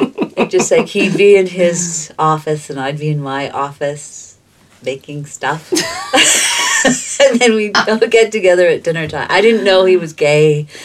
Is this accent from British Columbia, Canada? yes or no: no; Toronto, Ontario, Canada; also born or lived in Malta; I think growing up in the Junction.